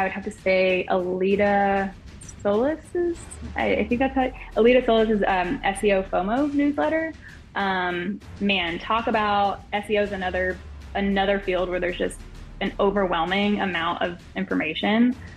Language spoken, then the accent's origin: English; Louisiana, United States; the Alexandria Zoo. And this is a zoo that is very close to my hometown